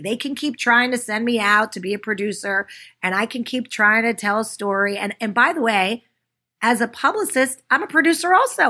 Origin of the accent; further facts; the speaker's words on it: Pittsburgh, Pennsylvania, United States; I grew up in Pittsburgh and went to private school